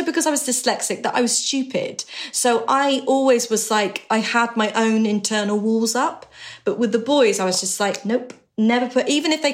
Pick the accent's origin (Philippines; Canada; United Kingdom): United Kingdom; West Country, South West England; I was from the West Country